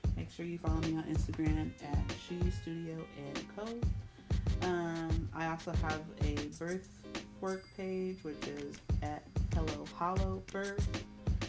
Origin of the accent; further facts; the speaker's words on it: Indianapolis, Indiana, United States; one of those dancers is actually from my hometown